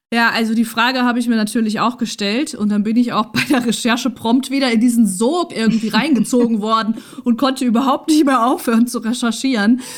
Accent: near Rotenburg an der Fulda, northern Hesse, Germany; moved away as an adult; now in Essen, Germany; ganz in der Nähe des Ortes, wo ich aufgewachsen bin mhm. und meine Jugend verbracht habe

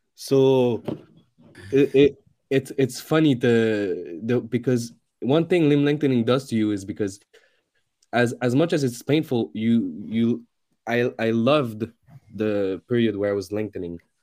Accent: Canada; I'm a Canadian

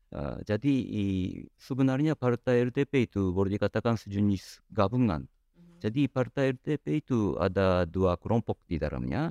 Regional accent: Japan; kami orang Jepang

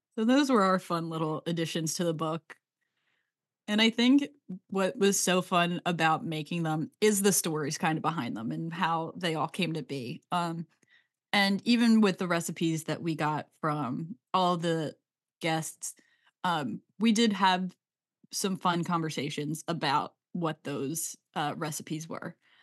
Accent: Delco, Pennsylvania, United States; I'm from Delco, so we Delcoify it

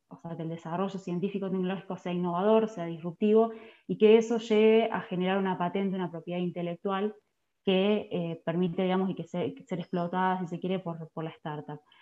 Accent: Esperanza, Santa Fe, Argentina; now in Sunchales, Argentina; soy nacida en Esperanza, Santa Fe, está a 40 kilómetros de la ciudad de capital, Santa Fe

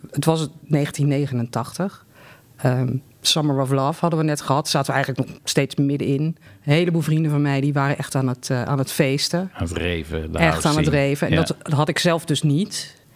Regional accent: Delft, South Holland, Netherlands; ik kom uit Delft.

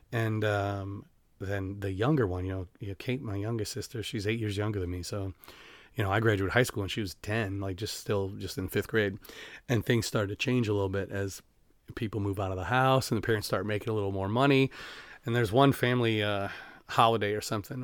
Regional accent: Denver, Iowa, United States; also born or lived in Sumner, Iowa / Vinton, Iowa; I am from Denver

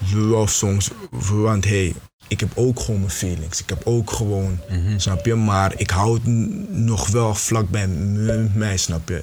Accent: Beverwijk, North Holland, Netherlands; moved away as an adult; now in Tilburg, Netherlands; ik kom eigenlijk uit, uh, uit Beverwijk

